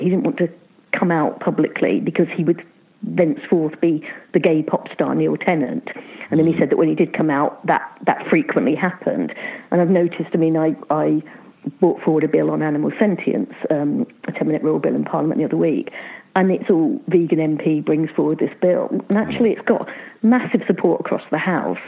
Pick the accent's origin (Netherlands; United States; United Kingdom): United Kingdom; Luton, East of England; now in Bristol, United Kingdom; I grew up in Luton